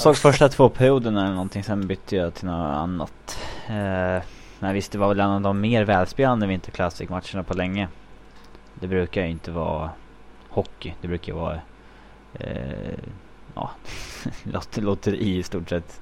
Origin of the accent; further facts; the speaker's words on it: Sweden; moved away; för tio år sedan hemma i Sverige, det var liksom, som hockeyintresserad grabb